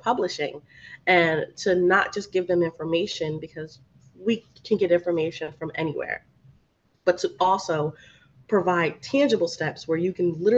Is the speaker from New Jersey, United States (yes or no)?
yes; New Jersey, United States; now in Miami, United States; I'm from New Jersey